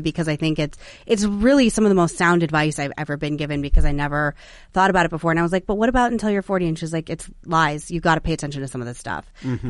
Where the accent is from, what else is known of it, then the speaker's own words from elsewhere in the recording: Phoenix, Arizona, United States; also born or lived in Sedona, Arizona; now in Washington, D.C. area, United States; I'm from Arizona and I was raised in Phoenix and Sedona